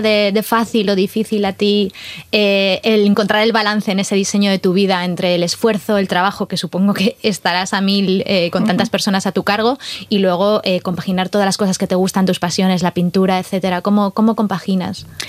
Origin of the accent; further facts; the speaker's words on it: Salamanca, Castile and León, Spain; Yo, como castellana, yo soy de Castilla y León de Salamanca